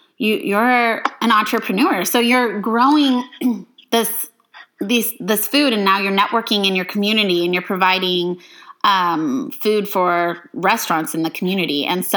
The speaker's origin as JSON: {"language": "English", "town": "Love Canal", "region": "New York", "country": "United States", "tie": "born there", "said": "because I was born in Love Canal, which is a dioxin hotspot in New York, and so I was exposed to dioxin for the first 2 years of my life"}